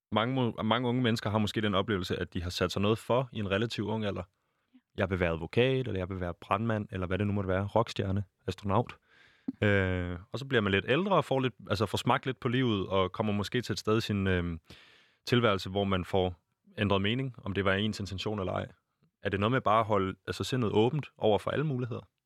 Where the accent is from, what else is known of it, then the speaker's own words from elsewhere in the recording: Denmark; jeg er født i Danmark i, på det rigtige tidspunkt